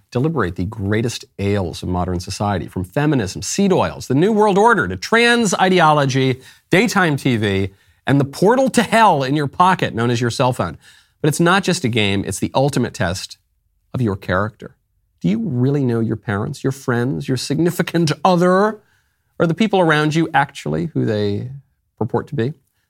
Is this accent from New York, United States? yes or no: yes; New York, United States; also born or lived in Los Angeles; I'm from New York. I went to the gayest university in the United States, if not the world. I lived in Los Angeles, surrounded by a bunch of show business weirdos.